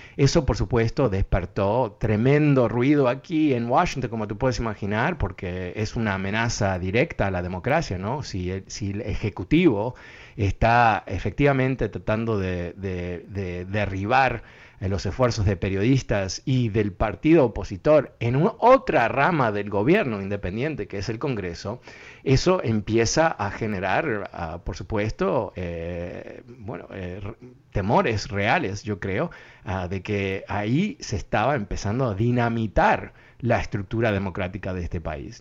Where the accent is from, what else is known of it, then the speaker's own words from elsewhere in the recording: Uruguay; now in United States; yo soy de Uruguay